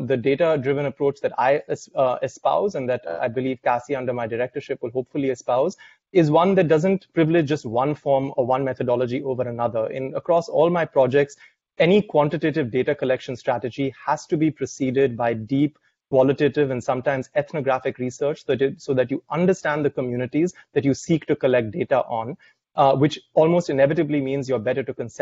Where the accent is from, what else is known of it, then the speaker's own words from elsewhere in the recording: India; moved away as an adult; now in United States; I'm Indian, but also a man